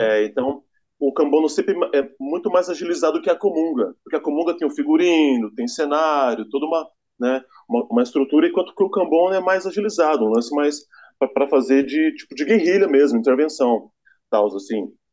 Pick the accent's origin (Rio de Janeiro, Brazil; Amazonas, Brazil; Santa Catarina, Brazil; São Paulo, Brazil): São Paulo, Brazil; São José dos Campos; Eu sou nascido aqui em São José, eu sou josense